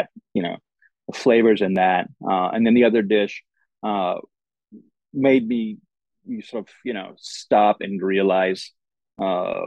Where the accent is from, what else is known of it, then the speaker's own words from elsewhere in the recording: Gujarat, India; moved away as an adult; also born or lived in Strasbourg, France / Austin, Texas / Lexington, Kentucky; now in Oxford, Mississippi, United States; growing up in India